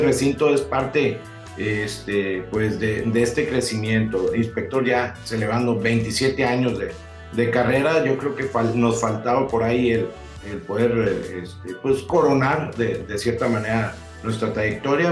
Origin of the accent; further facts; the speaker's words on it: Monterrey, Nuevo León, Mexico; somos, o seguimos siendo la banda regia